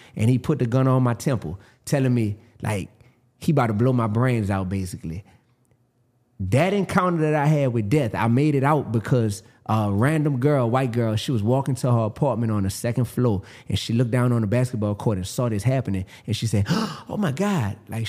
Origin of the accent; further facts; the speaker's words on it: New Orleans, Louisiana, United States; I'm from New Orleans, Louisiana.